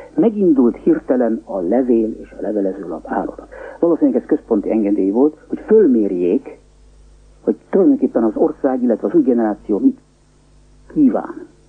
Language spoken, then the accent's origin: Hungarian; Budapest, Hungary; moved away as an adult; also born or lived in Paris, France; now in Munich, Germany; én Budapesten nevelkedtem